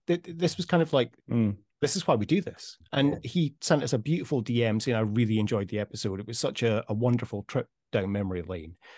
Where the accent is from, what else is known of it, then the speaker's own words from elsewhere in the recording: Scotland, United Kingdom; moved away as an adult; also born or lived in Dubai; now in Amsterdam, Netherlands; we're both so proud to be Scottish